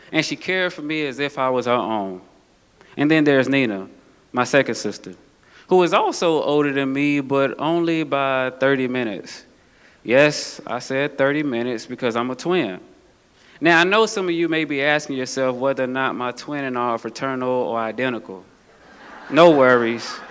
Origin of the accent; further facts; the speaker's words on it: Atlanta, Georgia, United States; accent: southern; As you can tell by my swag or my southern accent, that seems to be quickly fading away, that I grew up in the South, the heart of Atlanta, Georgia, to be exact.